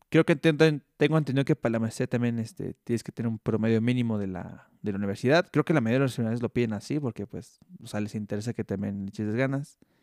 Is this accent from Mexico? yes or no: yes; Mexico; yo soy mexicano